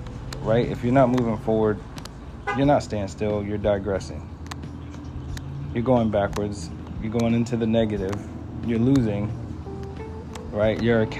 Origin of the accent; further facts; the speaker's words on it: Fayetteville, North Carolina, United States; I was born on March 6, 1992, from Fayetteville, North Carolina